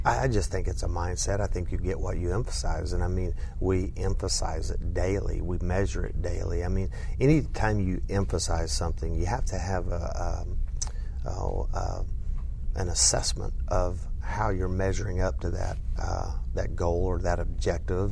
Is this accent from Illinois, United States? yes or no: no; southwest Oklahoma, United States; now in Lubbock, United States; grew up in southwest Oklahoma